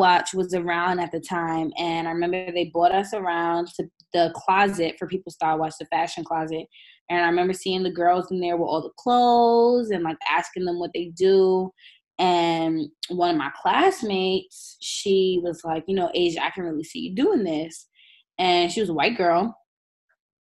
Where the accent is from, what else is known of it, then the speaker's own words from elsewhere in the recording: New York City, New York, United States; I grew up in Southside, Jamaica, Queens. Still live here.